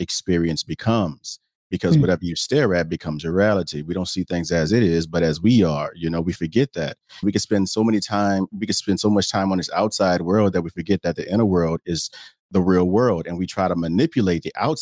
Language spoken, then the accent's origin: English; the South, United States; I'm from the South